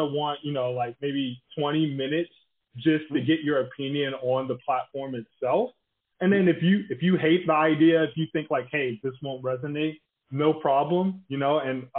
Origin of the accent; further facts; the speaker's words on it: Tallahassee, Florida, United States; now in San Francisco, United States; I'm originally from Tallahassee, but we go there all the time